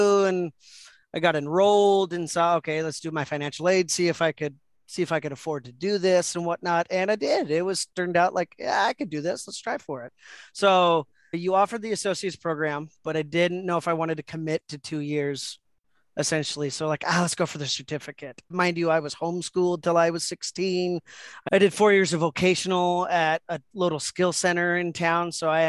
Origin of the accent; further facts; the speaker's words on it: United States; I'm like, well, I'm American. I'm a white male.